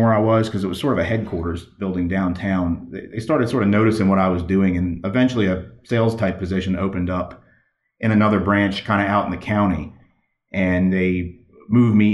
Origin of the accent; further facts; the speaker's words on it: Baltimore, Maryland, United States; I'm from Baltimore, Maryland, originally in that area